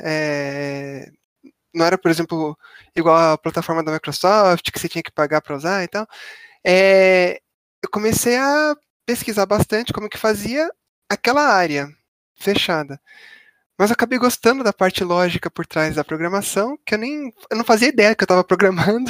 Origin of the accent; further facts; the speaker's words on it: São Paulo, Brazil; sou de São Paulo, capital